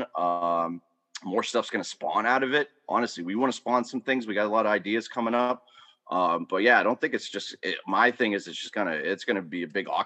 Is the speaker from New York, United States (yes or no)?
no; Pittsburgh, Pennsylvania, United States; moved away as an adult; now in Pottstown, United States; I grew up in Pittsburgh from the south side for most, you know, for till I moved out here almost over a decade ago